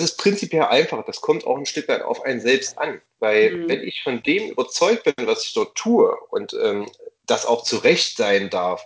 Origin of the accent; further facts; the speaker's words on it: East Germany, Germany; Erlebe ich als gebürtiger Ossi